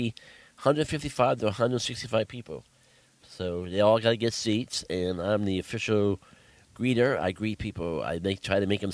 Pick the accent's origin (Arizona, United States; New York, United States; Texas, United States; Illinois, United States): New York, United States; New York City; now in Burlington, United States; I grew up in New York City in Westchester